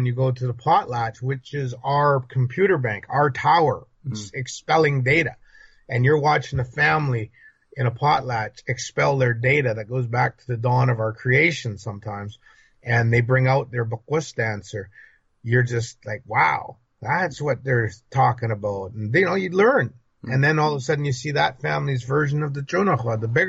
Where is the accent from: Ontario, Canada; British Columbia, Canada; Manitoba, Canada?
British Columbia, Canada; I'm from British Columbia, British Columbia